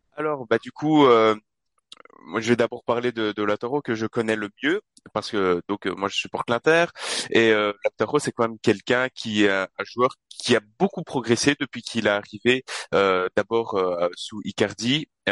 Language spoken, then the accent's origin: French; Charleroi, Wallonia, Belgium; je suis de Charleroi en Belgique